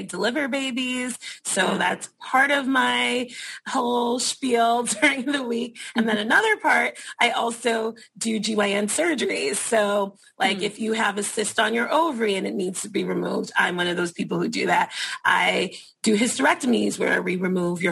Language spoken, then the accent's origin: English; New York City, New York, United States; I work in the Bronx. I'm from the Bronx, so it's really nice to be back in my community